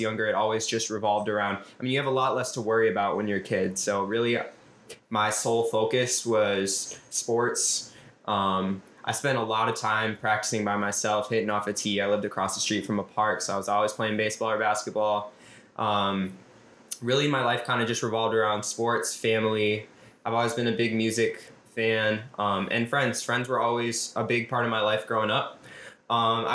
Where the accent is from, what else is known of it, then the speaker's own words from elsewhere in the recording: Minneapolis, Minnesota, United States; I was born and raised in South Minneapolis. I still live here